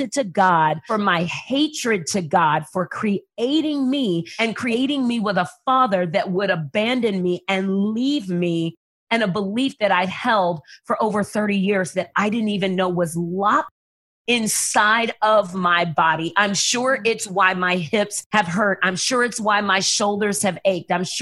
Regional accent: San Antonio, Texas, United States; I grew up in San Antonio, Texas. I was moved by my family when I was 6 weeks old

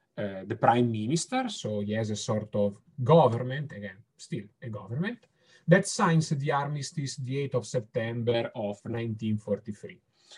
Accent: Italy; accent: Italian; English is a second language; I am Italian. You can probably get it from my accent

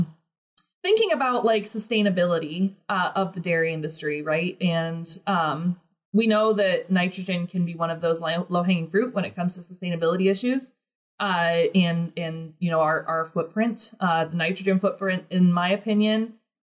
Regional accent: Midwest, United States; I'm from the Midwest

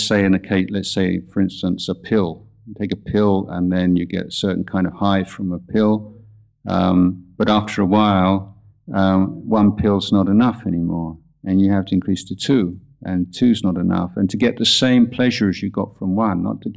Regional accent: England, United Kingdom; now in Thailand; growing up in England

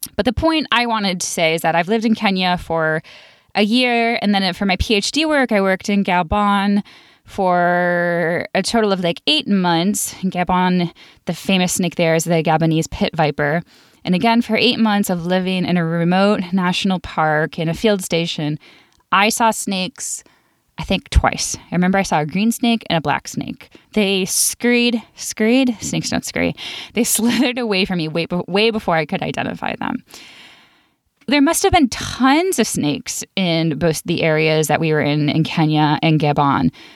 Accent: Buffalo, New York, United States; I grew up in Buffalo, New York, where we didn't have any venomous snakes

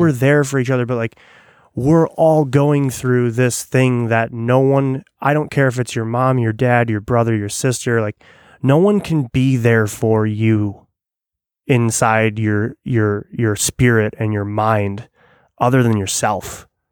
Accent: Illinois, United States; when you grow up in, like, suburbia

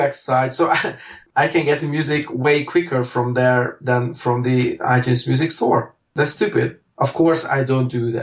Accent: Hungary; I live and work and born and raised in Hungary

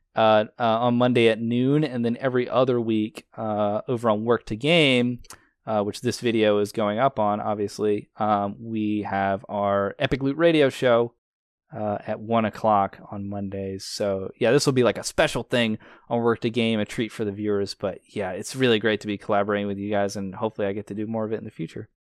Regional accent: United States

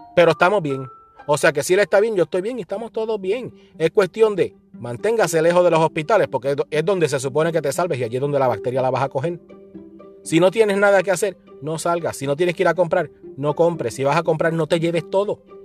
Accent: Puerto Rico; Los que venimos de Puerto Rico

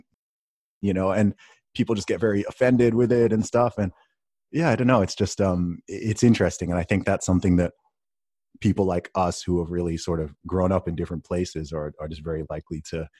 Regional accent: Saudi Arabia; When I tell people I grew up in Saudi Arabia, one of the first things people often say is, oh, was it safe there?

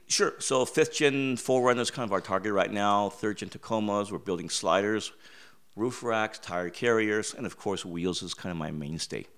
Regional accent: United States; growing up in America

